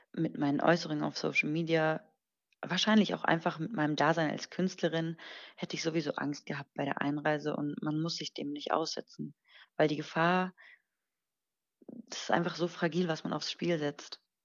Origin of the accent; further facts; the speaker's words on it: Germany; ich bin hier in Deutschland geboren und ähm, bis zu meinem siebten Lebensjahr, glaube ich, habe ich fließend Persisch gesprochen. Mittlerweile ist es nicht mehr ganz so fließend, aber schon immer noch ganz gut